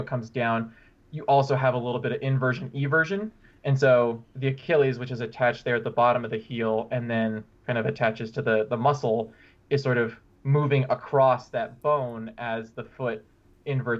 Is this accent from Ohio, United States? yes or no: no; Bellingham, Washington, United States; now in Boulder, United States; I'm originally from Washington State, Bellingham